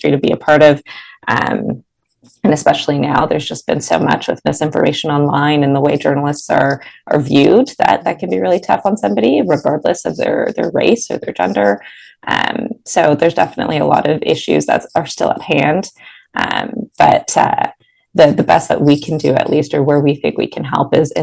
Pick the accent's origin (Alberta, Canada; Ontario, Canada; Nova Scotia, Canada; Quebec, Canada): Ontario, Canada; Mississauga; also born or lived in Toronto; I've lived in the city, but I'm based in Mississauga, born and raised in Mississauga